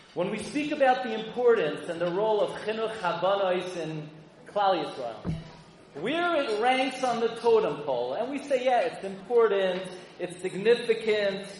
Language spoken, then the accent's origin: English; New York City, New York, United States; I grew up in Flatbush and Avenue M and East 31st